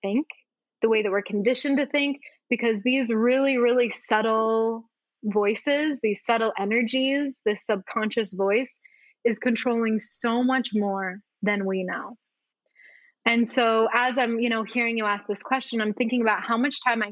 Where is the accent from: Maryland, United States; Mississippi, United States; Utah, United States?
Utah, United States; growing up in the States as a girl, like here in Utah